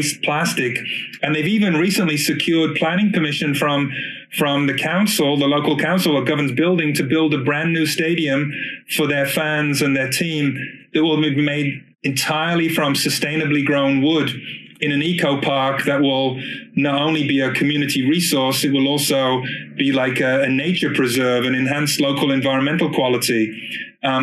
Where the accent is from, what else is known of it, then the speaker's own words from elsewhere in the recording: Oakland, California, United States; here in the East Bay in my hometown of Auckland